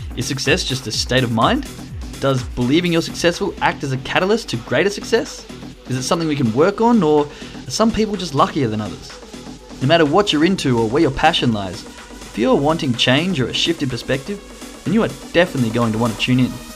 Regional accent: Australia; now in Germany; I'm from Australia

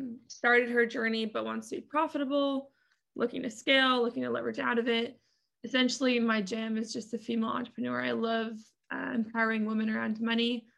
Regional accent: Massachusetts, United States; moved away as an adult; now in Atlanta, United States; born and raised in Massachusetts

